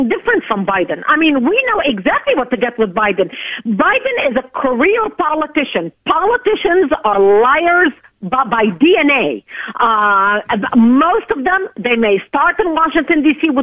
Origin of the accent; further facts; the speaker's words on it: Lebanon; now in United States; I was born and raised in Lebanon as a child